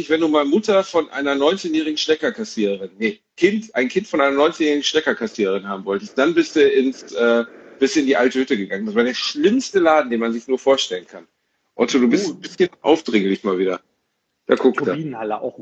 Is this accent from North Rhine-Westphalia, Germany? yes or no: yes; Gelsenkirchen, North Rhine-Westphalia, Germany; In meiner Heimatstadt Gelsenkirchen gab es exakt, Zero.